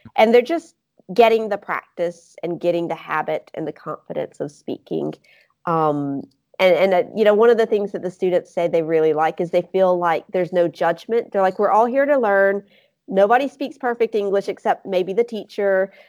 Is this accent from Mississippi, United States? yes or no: yes; Mississippi, United States; accent: Southern; now in Grenoble, France; I'm from Mississippi